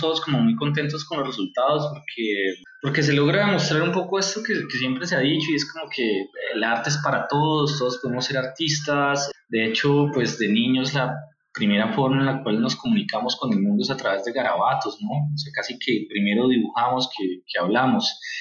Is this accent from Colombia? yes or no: yes; Colombia; nosotros, eh, como colombianos